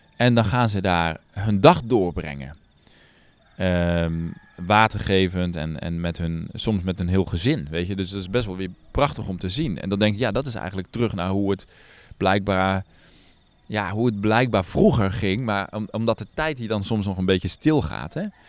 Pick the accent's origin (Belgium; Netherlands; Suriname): Netherlands; moved away as an adult; now in Nepal; En ik heb dat zelf als kind ook in Nederland gedaan, gewoon vliegeren. Met mijn opa